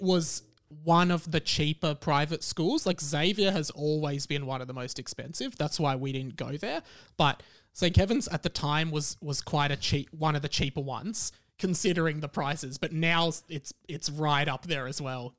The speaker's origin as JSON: {"language": "English", "town": "Melbourne", "region": "Victoria", "country": "Australia", "tie": "born or raised there", "said": "I grew up in Kew."}